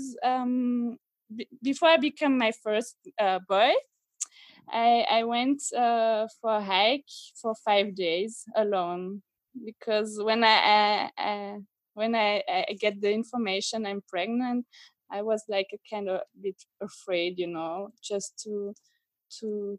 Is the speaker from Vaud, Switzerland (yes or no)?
yes; Lausanne, Vaud, Switzerland; English is a second language; I'm from Switzerland. I grew up in, I would say, a small city, Lausanne, on the Geneva Lake.